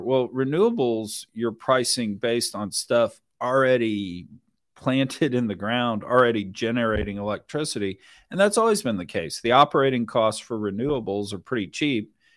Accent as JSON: {"language": "English", "town": "Richmond", "region": "Texas", "country": "United States", "tie": "born or raised there", "said": "I grew up down in Richmond, Texas"}